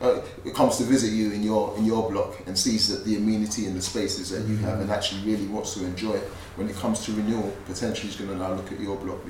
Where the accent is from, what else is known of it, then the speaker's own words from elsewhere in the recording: London, United Kingdom; Yeah, also an East boy